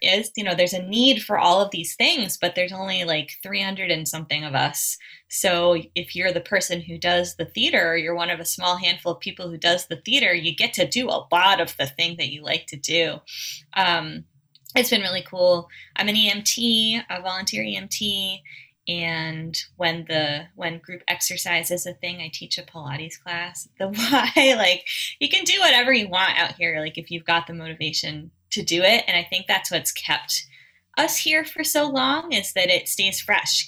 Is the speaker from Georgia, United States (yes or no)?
no; Central Maine, United States; also born or lived in Oklahoma / Boston; now in North Haven, United States; I grew up in Central Maine. I was born in Oklahoma